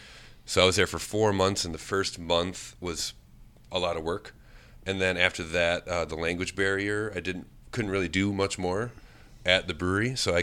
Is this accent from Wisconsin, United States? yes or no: yes; New Berlin, Wisconsin, United States; moved away as an adult; also born or lived in Belgium / Las Vegas, Nevada; now in Menomonie, United States; I'm from New Berlin, Wisconsin. From Milwaukee area.